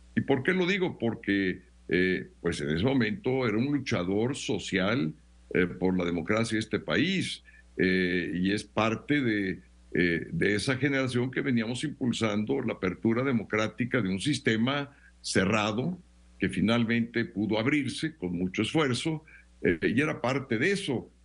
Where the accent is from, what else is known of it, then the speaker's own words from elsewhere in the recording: Mexico; como miles y miles de mexicanas y mexicanos que hicimos una carrera